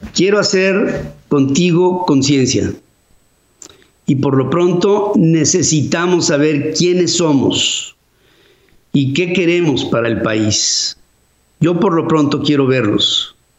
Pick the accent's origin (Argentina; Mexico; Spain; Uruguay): Mexico; nosotros los mexicanos